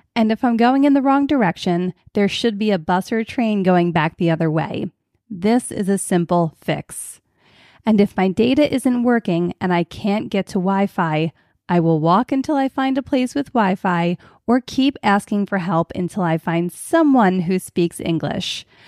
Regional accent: Philadelphia, Pennsylvania, United States; growing up on Philadelphia's public transportation

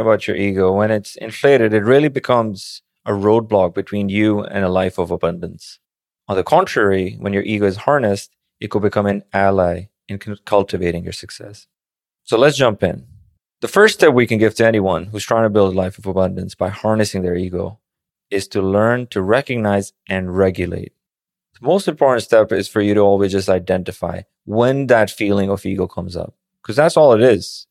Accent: Pakistan; born or raised there; moved away as an adult; also born or lived in Manhattan, New York; now in New York, United States

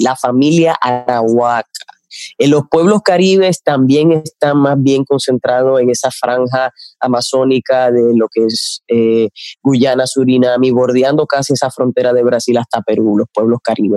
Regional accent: La Isabela, Puerto Plata, Dominican Republic; nosotros somos de la Isabela, Puerto Plata, de donde llegó Colón

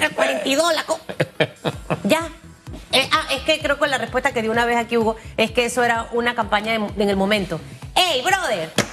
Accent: Panama

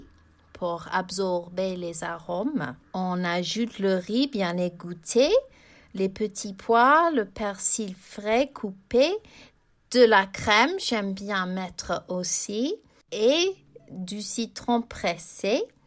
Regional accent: England, United Kingdom; j'ai grandi en Angleterre.

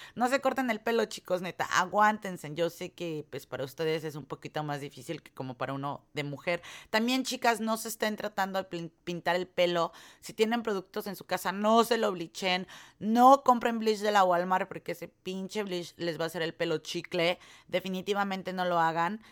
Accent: Mexico; now in United States; uno como mexicano

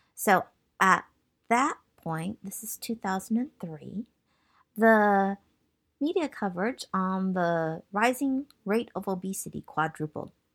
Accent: Michigan, United States; moved away as an adult; also born or lived in Massachusetts / San Francisco Bay Area; I was born in Massachusetts, and I grew up in Michigan

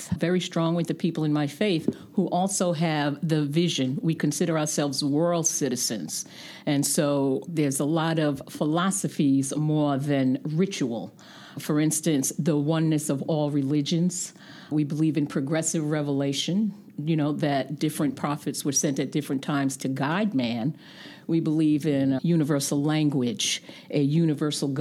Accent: New York City, New York, United States; moved away as an adult; also born or lived in Kuwait; now in Vermont, United States; growing up in New York City, going to private schools, Catholic schools

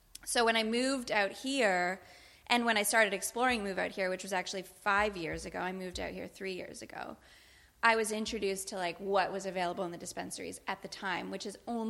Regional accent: Canada; I am Canadian

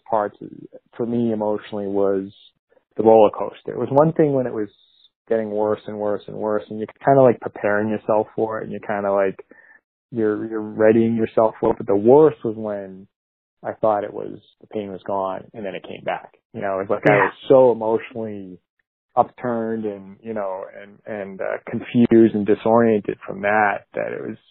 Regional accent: Massachusetts, United States; moved away as an adult; now in New Jersey, United States; I'm originally from Massachusetts, and my family's pretty much all living in Massachusetts still. I'd moved to New Jersey in 2004

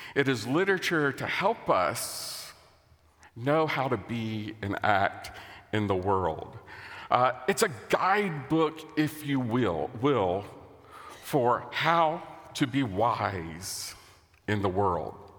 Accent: United States; As an American

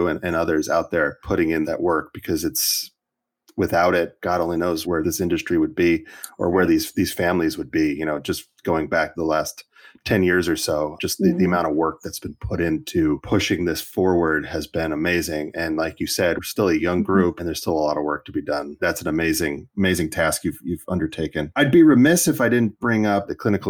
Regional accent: California, United States; I'm a Californian

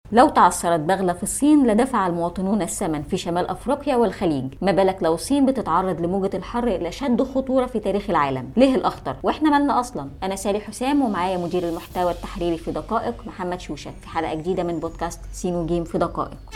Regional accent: Egypt; also born or lived in Cairo; انا دلوقتي كمصريه عايشه في القاهره

